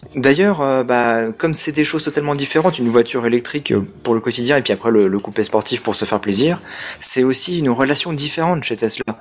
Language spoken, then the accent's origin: French; France; moi je suis français